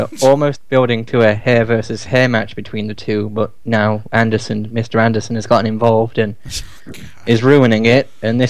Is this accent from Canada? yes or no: no; United Kingdom; Even as a Brit